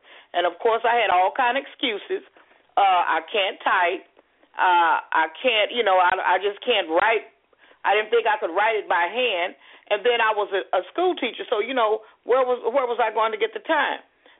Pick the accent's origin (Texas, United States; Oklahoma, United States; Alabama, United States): Texas, United States; Houston; It was, you know what, I had to become an adult to realize how wonderful it was. I was fortunate to grow up in a two-parent home, a hardworking father, living in a neighborhood, going to the neighborhood school.